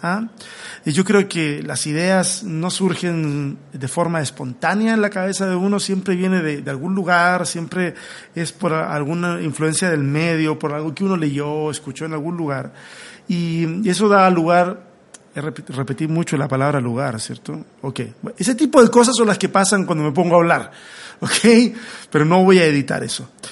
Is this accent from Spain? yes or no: no; Chile; now in Mexico; Soy un chileno que está acá en México en un autoexilio